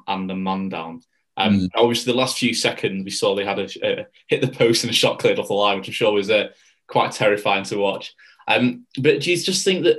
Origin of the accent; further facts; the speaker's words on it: Bolton, North West England, United Kingdom; my hometown, Bolton Wanderers